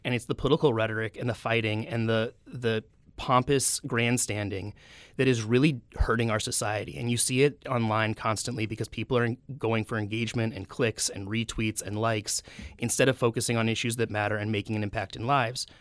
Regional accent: St. Louis, Missouri, United States; I'm born and raised in Saint Louis, Missouri

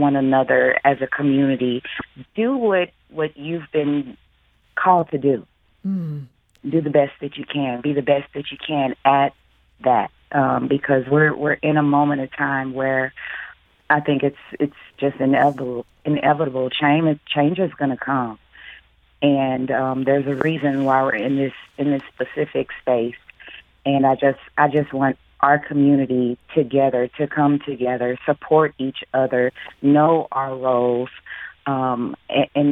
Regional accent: Ferguson, Missouri, United States; I'm from Ferguson

